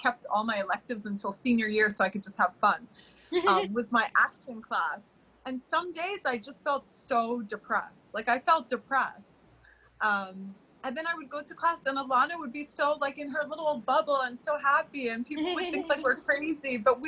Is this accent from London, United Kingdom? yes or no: yes; London, United Kingdom; also born or lived in Florida, United States; I grew up between London and Florida, even though I'm from the Middle East, and we went to school together in London